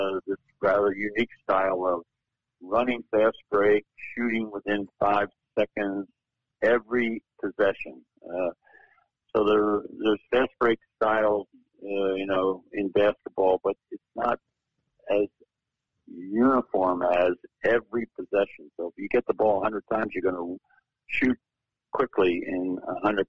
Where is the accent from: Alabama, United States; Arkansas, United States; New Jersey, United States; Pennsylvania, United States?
Pennsylvania, United States; Philadelphia; moved away; also born or lived in Eugene, Oregon; my hometown of Philadelphia